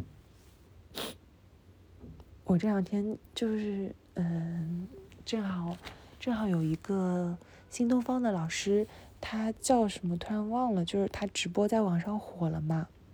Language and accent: Chinese; China; first language Chinese; 我的母语是中文，我是中国人